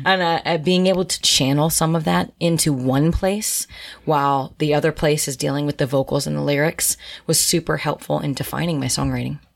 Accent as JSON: {"language": "English", "town": "Harrisburg", "region": "Pennsylvania", "country": "United States", "tie": "born or raised there", "moved": "as an adult", "said": "born and raised in Harrisburg, Pennsylvania."}